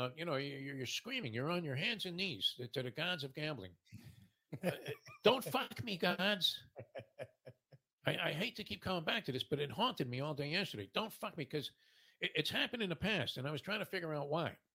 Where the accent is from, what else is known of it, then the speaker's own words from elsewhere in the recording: New York, United States; growing up in New York